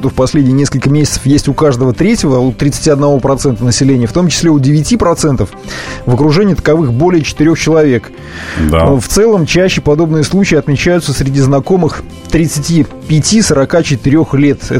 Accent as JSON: {"language": "Russian", "region": "Mordovia", "country": "Russia", "tie": "born or raised there", "said": "Знаешь, я родом из Мордовии, где такого рода трудоустроенных товарищей много."}